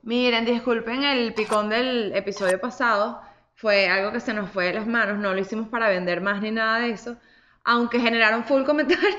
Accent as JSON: {"language": "Spanish", "country": "Venezuela", "said": "nosotros hay como varios tipos de venezolanos"}